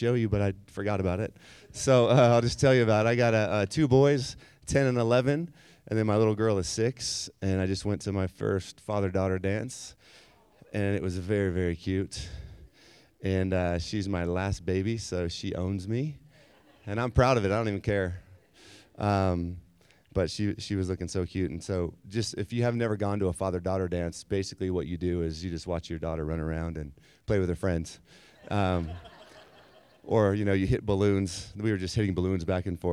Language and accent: English; San Diego, California, United States; But I grew up in San Diego and, you know, kind of lived there most of my life